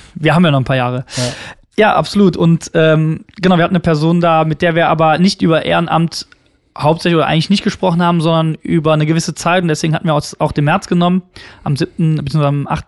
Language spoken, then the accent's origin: German; Unkel, Rhineland-Palatinate, Germany; aus, aus Unkel